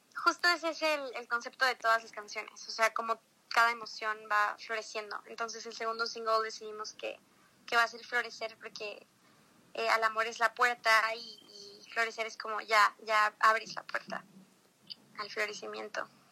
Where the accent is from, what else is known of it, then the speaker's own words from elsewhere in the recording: Mexico; also born or lived in Los Cabos, Mexico; yo nací en México. Este, mi papá es brasileño, mi mamá es mexicana